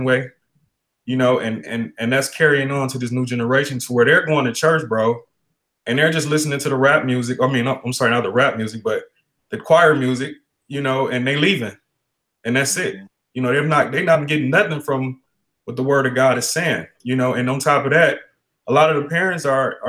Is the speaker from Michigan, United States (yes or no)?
yes; Detroit, Michigan, United States; now in Arizona, United States; I'm from Detroit, Michigan.